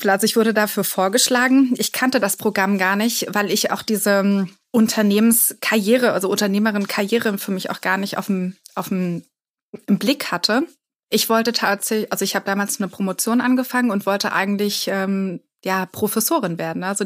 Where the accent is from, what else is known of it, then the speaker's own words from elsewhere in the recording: Berlin, Germany; Ja, ich meine, ich war 15 Jahre ähm, in Berlin und habe gar nicht so viel anderes gesehen. Dann bin ich nach einem Jahr nach Frankreich gegangen.